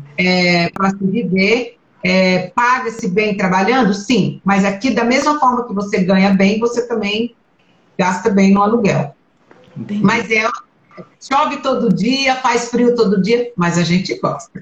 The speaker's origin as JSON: {"language": "Portuguese", "country": "Brazil", "also_born_or_lived": "Italy", "moved": "as an adult", "lives_now": "Ireland", "said": "eu como brasileira"}